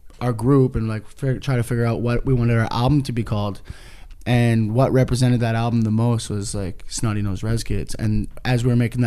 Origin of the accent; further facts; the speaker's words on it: Kitimat, British Columbia, Canada; now in Vancouver, Canada; we grew up in Kitimat, BC, and we didn't have live shows